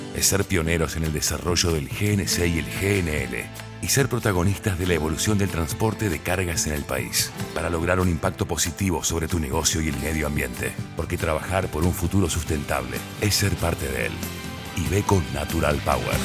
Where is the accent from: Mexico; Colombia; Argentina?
Argentina